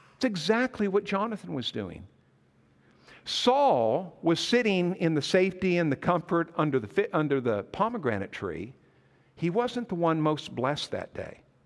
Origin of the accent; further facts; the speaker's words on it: Montana, United States; moved away as an adult; also born or lived in McAlester, Oklahoma; I grew up in Montana